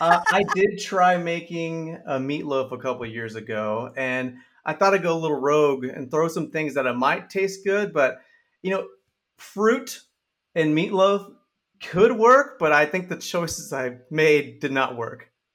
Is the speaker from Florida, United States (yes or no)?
no; San Antonio, Texas, United States; I'm from San Antonio, Texas